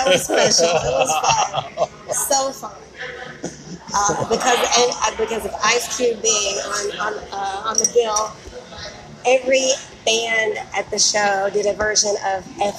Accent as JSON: {"language": "English", "region": "Virginia", "country": "United States", "tie": "born or raised there", "moved": "yes", "lives_now": "Charlotte, United States", "said": "when I grew up in Virginia, I was living in Virginia."}